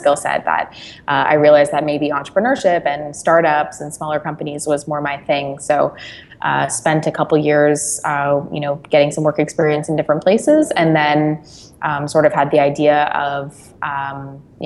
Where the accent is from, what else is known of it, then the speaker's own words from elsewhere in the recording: Brampton, Ontario, Canada; I grew up outside of Toronto in Brampton